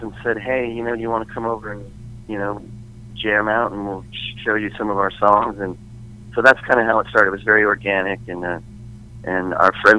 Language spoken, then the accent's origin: English; Scottsdale, Arizona, United States; growing up in Phoenix, in Scottsdale. You know, when I was a kid, the biggest station in Arizona was KNIX.